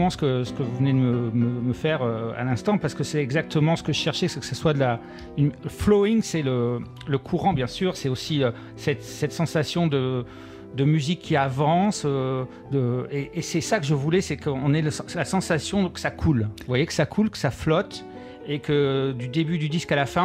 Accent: Bourges, Centre-Val de Loire, France; born there; je suis né à Bourges.

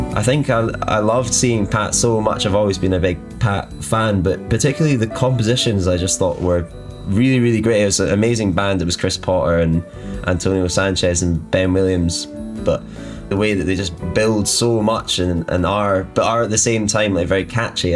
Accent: Glasgow and Edinburgh, Scotland, United Kingdom; also born or lived in Inverness; I was born in Inverness and then lived between Glasgow and Edinburgh for a lot of my life

